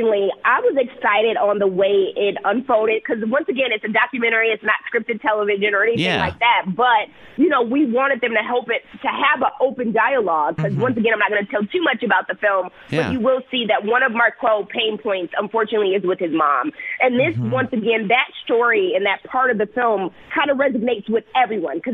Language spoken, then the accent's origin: English; Milwaukee, Wisconsin, United States; moved away as an adult; also born or lived in Bay Area, California / Chicago; I was born and raised in Milwaukee